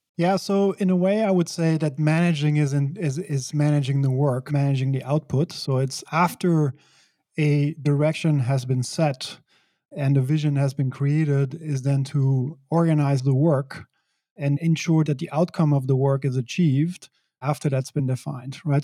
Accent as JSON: {"language": "English", "country": "Belgium", "tie": "born or raised there", "also_born_or_lived": "San Francisco / New York City", "moved": "as an adult", "said": "I grew up in Belgium."}